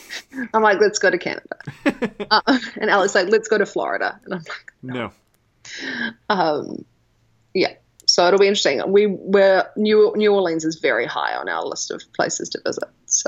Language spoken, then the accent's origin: English; Auckland, New Zealand; moved away as an adult; also born or lived in Wellington, New Zealand / Dunedin, New Zealand; now in New York, United States; I grew up in New Zealand's biggest city. And I also loved living in Wellington